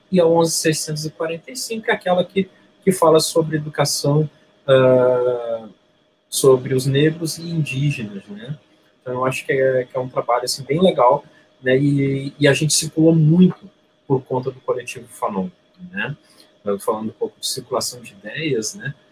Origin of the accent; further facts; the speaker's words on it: Rio de Janeiro, Brazil; also born or lived in Rio Grande do Sul; now in Porto Alegre, Brazil; Eu, eu nasci no Rio de Janeiro, mas tenho uma relação muito próxima com o Rio Grande do Sul. Minha mãe é gaúcha eu fui criado nos dois estados, né, no Rio de Janeiro e no Rio Grande do Sul.